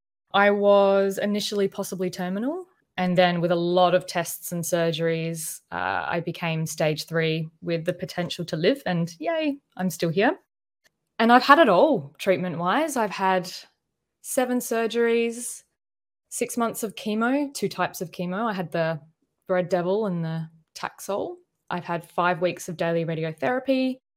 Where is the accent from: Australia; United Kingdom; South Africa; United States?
Australia; Adelaide, South Australia; now in Melbourne, Australia; No, I moved here. I'm actually from Adelaide, South Australia, but that's a bit quiet, boiling hot and boring.